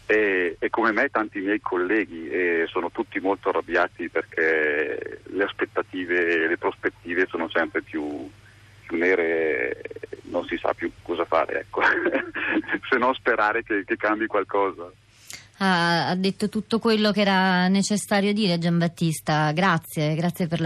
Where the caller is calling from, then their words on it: Rome, Lazio, Italy; Sì, sono da Roma.